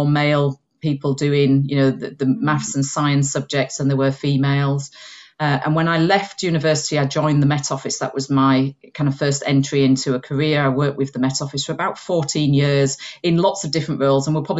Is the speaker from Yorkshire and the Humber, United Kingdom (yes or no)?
yes; Huddersfield, Yorkshire and the Humber, United Kingdom; accent: Yorkshire; moved away as an adult; now in South of England, United Kingdom; I've got a twang of a Yorkshire accent in here, although I've lived in the south of England for the last 25 years. But I grew up in Yorkshire on top of the Pennines in Uddersfield